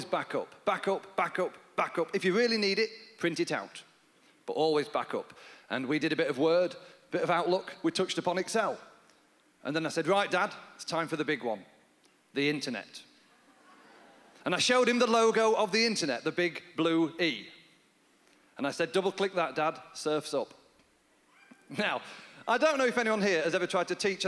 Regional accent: Yorkshire and the Humber, United Kingdom; accent: North of England; moved away; I'm from Yorkshire in England. That's where my family are from.

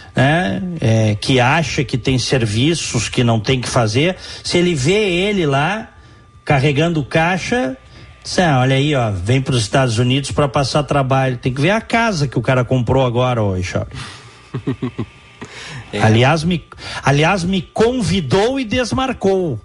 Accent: Rio Grande do Sul, Brazil; tá falando um gaúcho, tá? Que ama o seu estado e a sua cidade

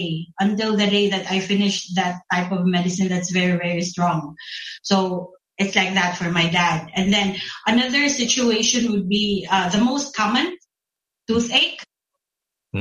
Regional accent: Philippines; I'm from the Philippines

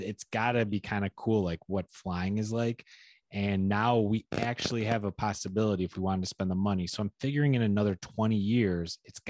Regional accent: upstate New York, United States

